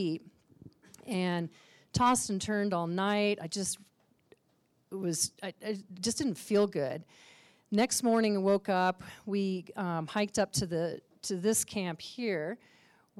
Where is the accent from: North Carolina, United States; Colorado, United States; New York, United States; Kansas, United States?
Colorado, United States; Aspen; I grew up here in Aspen